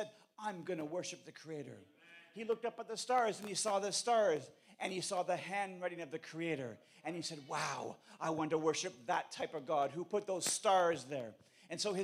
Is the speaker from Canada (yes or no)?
yes; Canada; I come from Canada